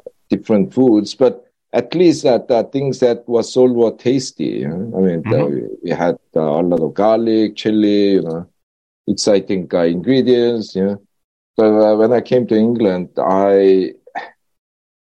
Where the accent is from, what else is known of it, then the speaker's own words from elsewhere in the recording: South Korea; moved away as an adult; also born or lived in Britain; now in United Kingdom; when I was growing up in Korea